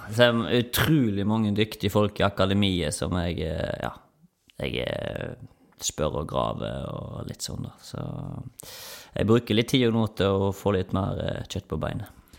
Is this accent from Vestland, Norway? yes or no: yes; Omvikedal, Vestland, Norway; moved away as an adult; now in Stavanger, Norway; den lokale elva hjemme i Omvikedal